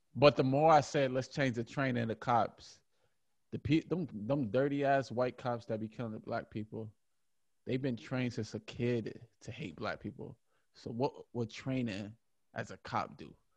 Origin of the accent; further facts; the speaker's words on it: Buffalo, New York, United States; I'm from Buffalo, New York